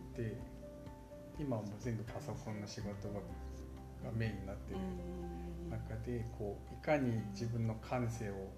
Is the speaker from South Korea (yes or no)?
yes; South Korea; first language Korean; Japanese is a second language; now in Japan; 僕も出身韓国で、まあ、母国語も韓国語なんですけど